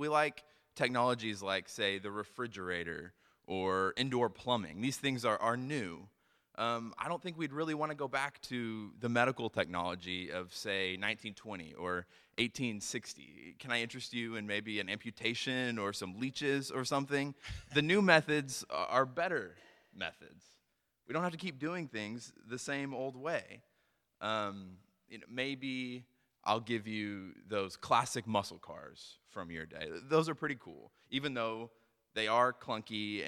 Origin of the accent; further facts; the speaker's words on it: United States; growing up in America